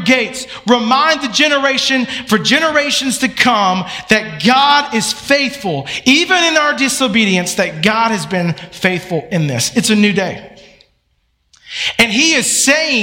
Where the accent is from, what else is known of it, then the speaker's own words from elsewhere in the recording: Atlanta, Georgia, United States; I grew up in Atlanta